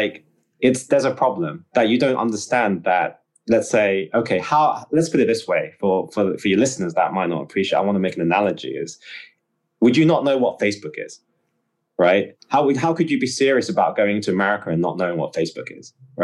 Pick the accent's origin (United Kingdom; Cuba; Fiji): United Kingdom; England; Well, I'm from the West, so I'm from England anyway